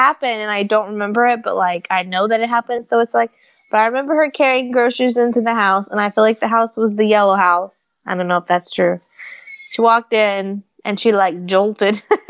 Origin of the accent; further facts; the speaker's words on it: Palm Beach Gardens, Florida, United States; And I was born in Palm Beach Gardens, Florida.